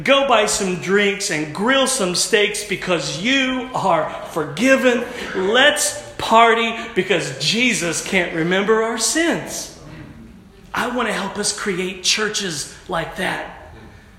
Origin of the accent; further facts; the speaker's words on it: United States; also born or lived in Oklahoma / Texas; I'm from Oklahoma and Texas